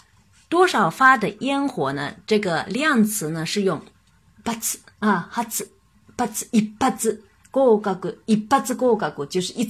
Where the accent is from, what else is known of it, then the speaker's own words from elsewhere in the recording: China; 我们中国人因为对汉语非常的熟悉，非常的熟悉